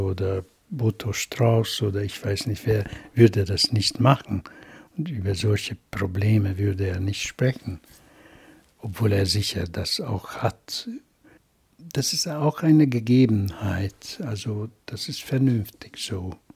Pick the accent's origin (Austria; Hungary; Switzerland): Hungary; first language Hungarian; German is a second language; ich schreibe immer als ungarischer Autor. Das ist meine Muttersprache.